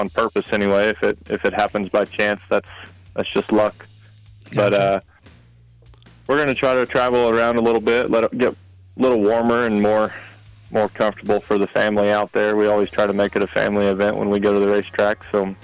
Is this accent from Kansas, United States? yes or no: yes; Ulysses, Kansas, United States; now in Syracuse, United States; I'm originally from Ulysses